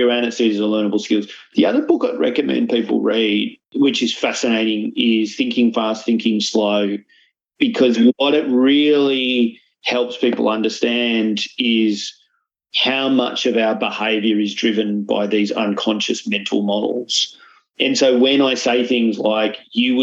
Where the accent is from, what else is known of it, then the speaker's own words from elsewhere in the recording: Australia; also born or lived in Malta; as an Australian